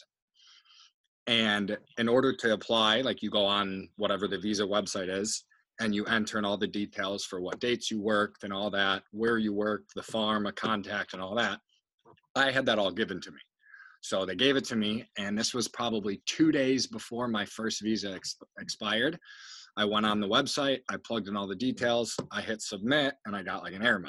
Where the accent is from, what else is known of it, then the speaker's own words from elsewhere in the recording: United States; moved away as an adult; also born or lived in Australia; I was the first American who had ever signed for Hume.